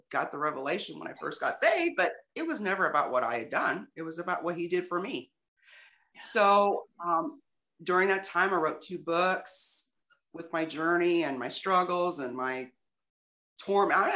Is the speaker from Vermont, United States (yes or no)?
no; Illinois, United States; moved away as an adult; also born or lived in East St. Louis; now in Texas, United States; I'm from Illinois.